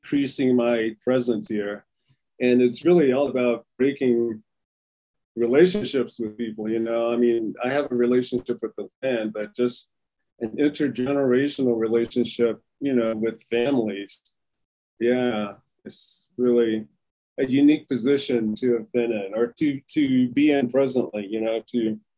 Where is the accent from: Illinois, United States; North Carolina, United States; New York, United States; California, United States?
North Carolina, United States; Raleigh; moved away as an adult; also born or lived in Nashville, Tennessee; now in Navajo Nation, United States; I grew up in Raleigh, North Carolina